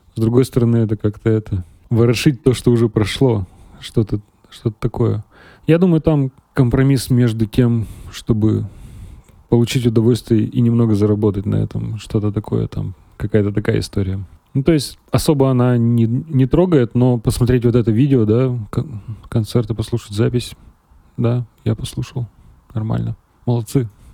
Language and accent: Russian; Uralsky, Perm Krai, Russia; also born or lived in Serebryanka, Gainsky District, Perm Krai; now in Perm, Russia; Я из Уральского, это 17 километров от Нытвы.